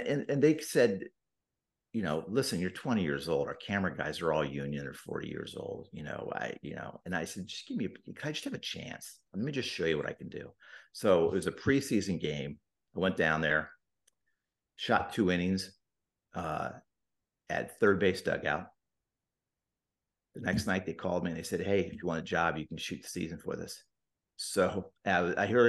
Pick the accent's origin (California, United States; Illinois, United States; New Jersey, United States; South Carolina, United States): California, United States; San Diego; moved away as an adult; also born or lived in Bay Area; now in Philadelphia, United States; I was born and I was raised in San Diego